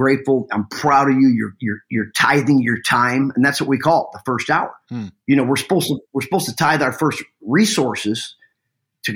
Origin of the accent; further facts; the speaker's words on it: Detroit, Michigan, United States; moved away as an adult; also born or lived in Hollywood / Palm Beach; born and raised in Detroit, Michigan